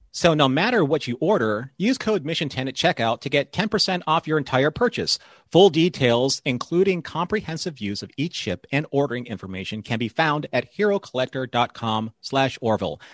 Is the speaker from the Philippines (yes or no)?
yes; Philippines; I'm Filipino